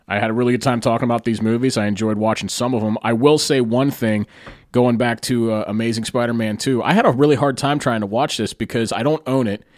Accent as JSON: {"language": "English", "town": "Carlisle", "region": "Pennsylvania", "country": "United States", "tie": "born or raised there", "said": "my hometown of Carlisle, Pennsylvania"}